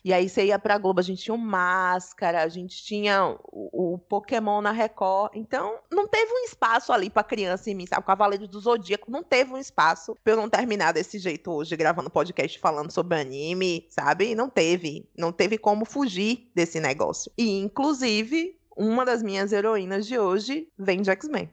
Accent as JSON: {"language": "Portuguese", "town": "Salvador", "region": "Bahia", "country": "Brazil", "tie": "born or raised there", "said": "eu sou de Salvador, né? Ah, nascida e criada boa parte do tempo aqui"}